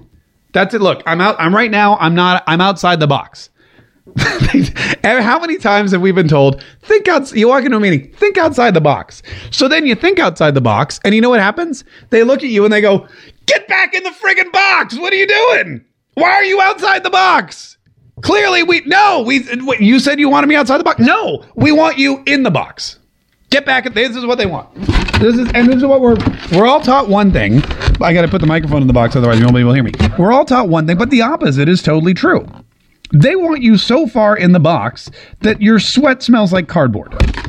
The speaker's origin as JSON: {"language": "English", "region": "North Carolina", "country": "United States", "tie": "born or raised there", "said": "I may have said y'all, but I grew up in North Carolina."}